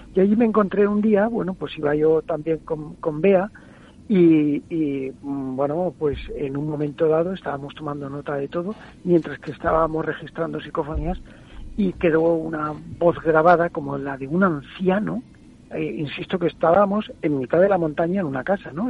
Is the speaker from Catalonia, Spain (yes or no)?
no; San Vicente del Raspeig, Valencian Community, Spain; en una emisora de mi pueblo